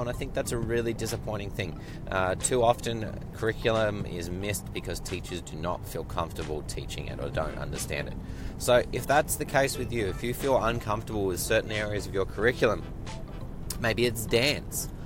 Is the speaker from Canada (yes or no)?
no; Australia; moved away; growing up in Australia, doing my university training in Australia